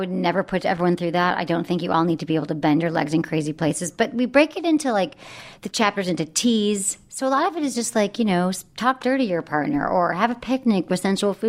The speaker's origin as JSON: {"language": "English", "region": "Michigan", "country": "United States", "tie": "born or raised there", "said": "Where are you from? Michigan."}